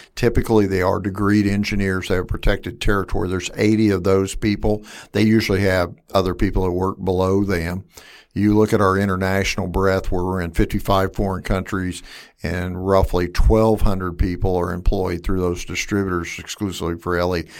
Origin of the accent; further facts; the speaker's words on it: Wichita, Kansas, United States; I'm from, uh, West Wichita, born and raised here